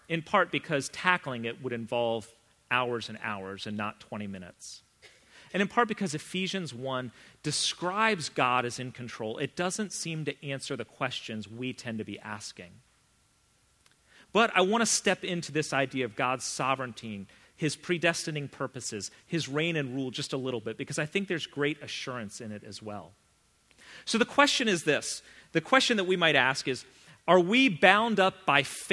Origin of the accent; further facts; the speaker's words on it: Vienna, United States; I grew up in Vienna, not Texas